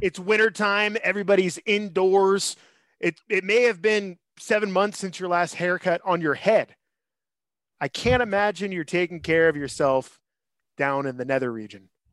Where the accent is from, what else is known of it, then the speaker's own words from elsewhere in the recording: Northern California, United States; also born or lived in San Francisco; I'm from Northern California. I currently live in San Francisco